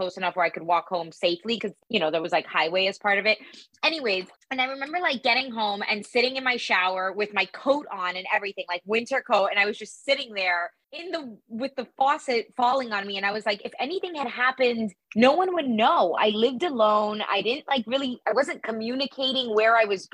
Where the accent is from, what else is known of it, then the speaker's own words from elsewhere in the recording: Miami, Florida, United States; I'm from Miami